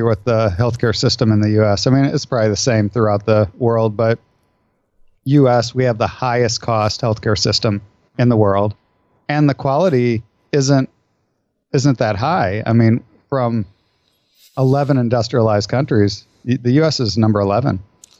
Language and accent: English; Iowa, United States; I grew up in Iowa in the Midwest